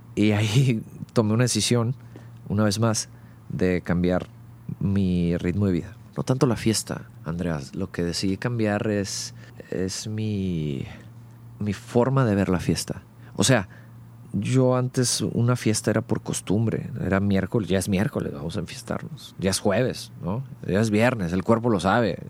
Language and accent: Spanish; Monterrey, Nuevo León, Mexico; also born or lived in Mexico City; nací en el DF y a los cinco años el trabajo de mi padre nos hace movernos a la ciudad de Monterrey, por lo cual prácticamente soy regiomontano. Crecí aquí